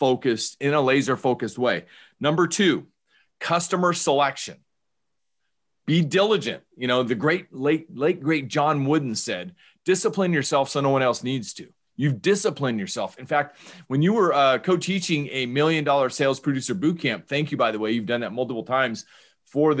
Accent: Bay Area, California, United States; I grew up in the Bay Area

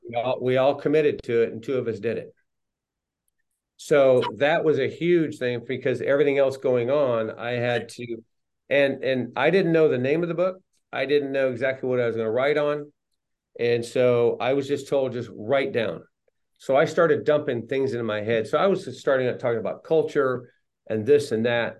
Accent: Los Angeles, California, United States; also born or lived in Riverside, California; now in San Clemente, United States; I was raised primarily in the San Fernando Valley in the LA area.

